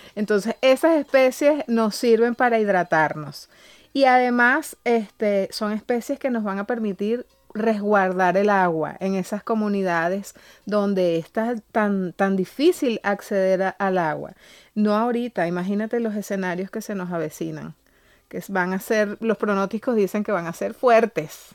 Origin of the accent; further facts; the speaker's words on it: Calabozo, Guárico, Venezuela; yo soy de Calabozo